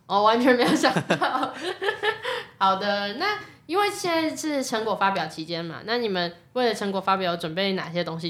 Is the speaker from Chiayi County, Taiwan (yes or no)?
no; Taishan District, New Taipei, Taiwan; 我是来自泰山嘛